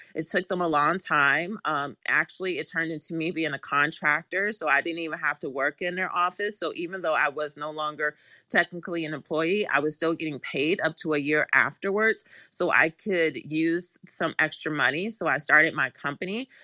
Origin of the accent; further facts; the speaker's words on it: Washington, District of Columbia, United States; I actually am born and raised in Washington, D C, like, actually in D C, um, by Howard University, so I am a true Washingtonian.